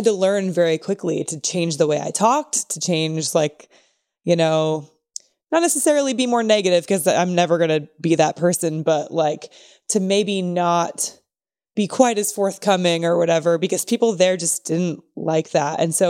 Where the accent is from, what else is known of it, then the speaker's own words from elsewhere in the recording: Northern California, United States; moved away as an adult; also born or lived in Portland, Oregon; Like I grew up in Northern California, but I lived in Portland, Oregon for 6 years.